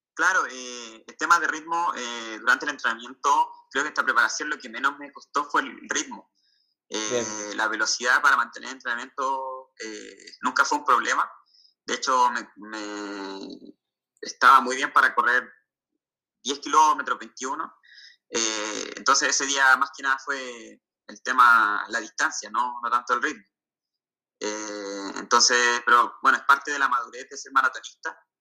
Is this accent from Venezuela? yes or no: no; Santiago, Santiago Metropolitan Region, Chile; now in southern Chile, Chile; actualmente yo estoy viviendo en el sur de Chile, yo soy de Santiago, del centro